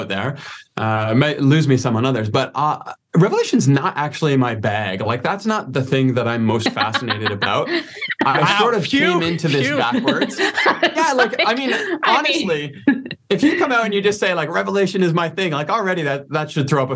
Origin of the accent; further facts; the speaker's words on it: Toronto, Ontario, Canada; moved away as an adult; now in Calgary, Canada; originally I'm from the Toronto area in Scarborough and made my way west